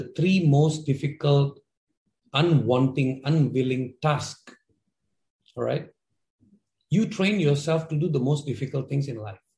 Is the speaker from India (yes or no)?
yes; India; now in Jakarta, Indonesia; I'm an Indian based in Indonesia, Jakarta, but I have a broken Hindi